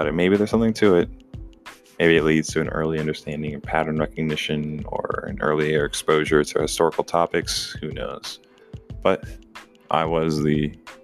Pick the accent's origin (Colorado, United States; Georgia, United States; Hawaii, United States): Georgia, United States; Atlanta; For those years I grew up in the Georgia metro Atlanta area in the 90s into the early 2000s